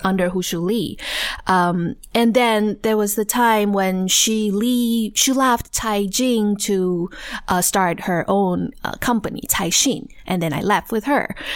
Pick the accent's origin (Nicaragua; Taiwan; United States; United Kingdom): Taiwan; Taichung; moved away as an adult; I grew up in Taiwan, Taichung actually